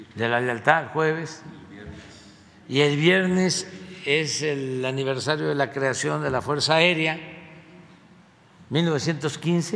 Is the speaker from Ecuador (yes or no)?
no; Paraíso, Tabasco, Mexico; moved away; allá en mi tierra, en Paraíso